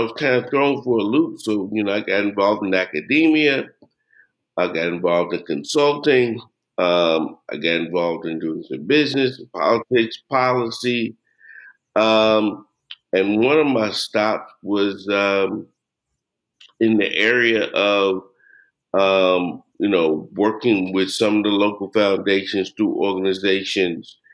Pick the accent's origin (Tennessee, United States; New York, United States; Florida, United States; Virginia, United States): Tennessee, United States; Jackson; also born or lived in Egypt / China; now in Memphis, United States; I'm originally from Jackson, Tennessee